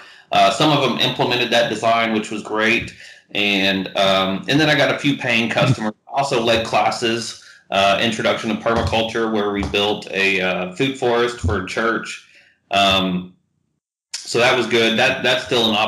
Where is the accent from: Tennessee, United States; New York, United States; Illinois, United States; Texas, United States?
Texas, United States; Houston; I've been back in the greater Houston area pretty much since then